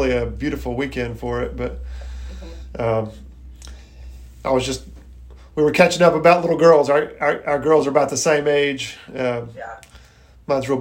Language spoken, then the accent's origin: English; Irmo, South Carolina, United States; I grew up in Irmo, and Troop 95 was my troop right there at Union United Methodist